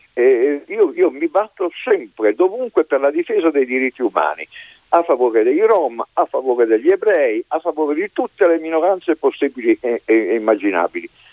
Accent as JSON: {"language": "Italian", "town": "Modena", "region": "Emilia-Romagna", "country": "Italy", "said": "io sono modenese"}